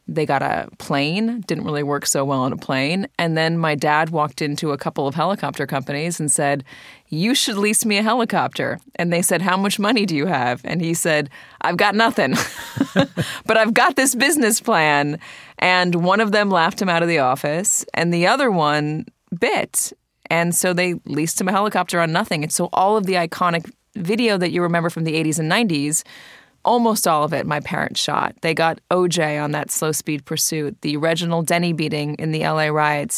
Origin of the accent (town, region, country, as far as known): Santa Monica, California, United States; born or raised there